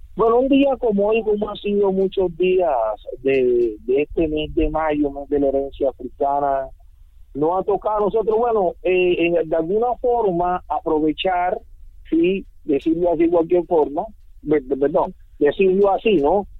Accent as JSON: {"language": "Spanish", "town": "San Basilio de Palenque", "region": "Bolívar", "country": "Colombia", "tie": "born or raised there", "first_language": "Palenquero", "second_language": "Spanish", "said": "nací acá en Palenque, me crié en Palenque, vivo en Palenque"}